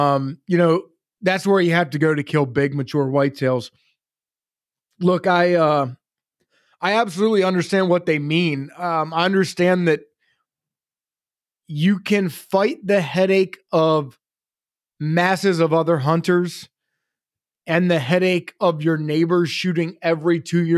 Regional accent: Maryland, United States; moved away; But when I moved from Maryland here to PA, I come from North Central Maryland. I live in South Central Pennsylvania.

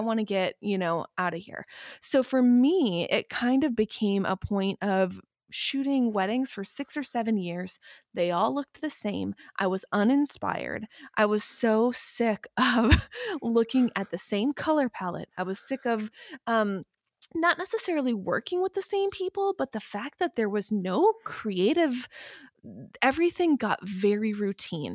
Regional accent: Midwest, United States; also born or lived in Vermont; now in Los Angeles, United States; I am, originally, I'm a Midwesterner

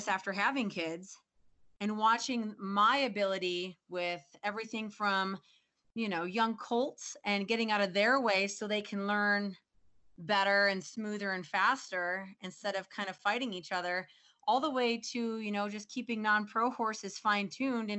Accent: Midwest, United States; moved away as an adult; also born or lived in Fort Collins, Colorado; now in Colorado, United States; I grew up in the Midwest

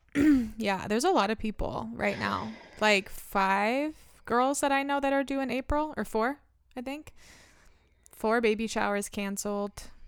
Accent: Medford, United States; I was born in Medford

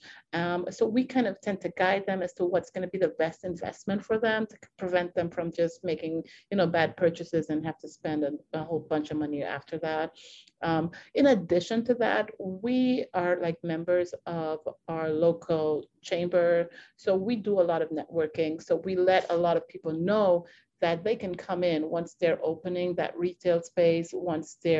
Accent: Trinidad & Tobago; moved away as an adult; now in United States; We're originally from Trinidad and Tobago

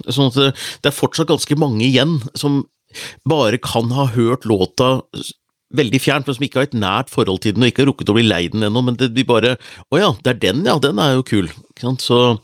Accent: Hunndalen, Innlandet, Norway; faren min hadde vunnet en TV på bingo hjemme i Hunndalen

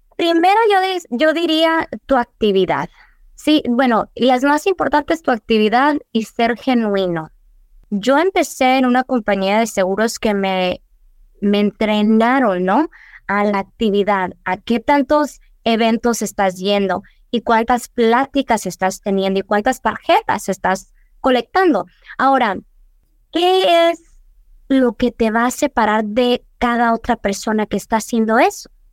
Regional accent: Douglas, Arizona, United States; moved away as an adult; also born or lived in Agua Prieta, Sonora (family); now in Tucson, United States; yo soy nacida aquí en Tucson, en el TMC, eh, criada en Douglas, pero toda mi familia es de Agua Prieta. Yo crecí en Douglas mayoría de mi vida

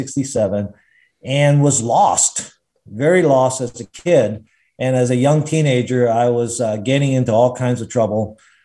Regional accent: Long Island, New York, United States; also born or lived in Macau / Greenville, South Carolina; I was a kid born in Macau. So I'm an immigrant to the United States. I came when I was seven, moved to the U.S. and lived on Long Island, New York, grew up there and went to a great school, Stony Brook School, where I came to faith

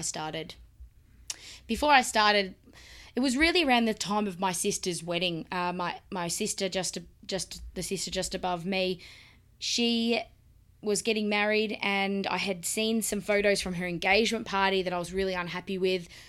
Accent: Melbourne, Victoria, Australia; I was born in Melbourne, Australia, where I live now, where we live now, and I've lived here all my life.

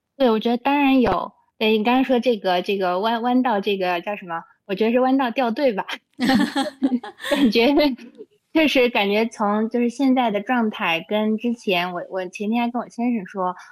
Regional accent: Xinjiang, China; also born or lived in Beijing / United States; now in Chengdu, China; 我小时候从小在新疆出生，然后在那里长大

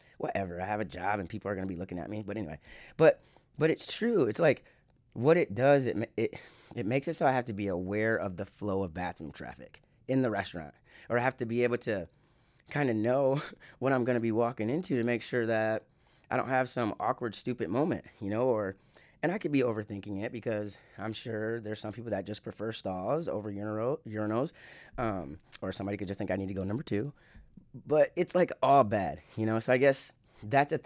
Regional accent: Michigan, United States; also born or lived in California / Iowa; I'm from Michigan

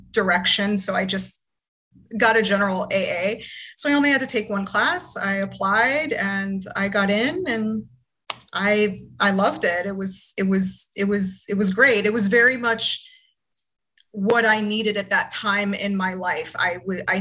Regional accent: Florida, United States; I'm originally from Florida

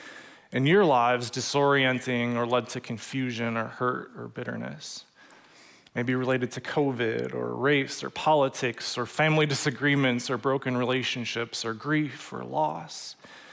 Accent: Waunakee, Wisconsin, United States; also born or lived in Madison, Wisconsin; I grew up in Wanakee, graduated from the UW

